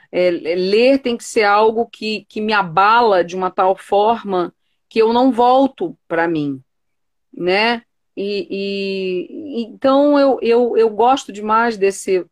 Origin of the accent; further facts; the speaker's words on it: Rio de Janeiro, Brazil; eu sou carioca